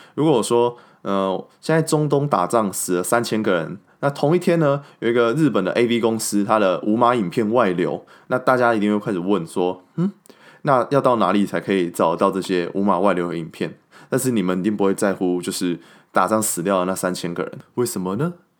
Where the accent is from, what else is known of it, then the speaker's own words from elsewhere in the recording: Kaohsiung, Taiwan; moved away; 那我身为一个高雄人，然后没有办法回去高雄参加这些盛事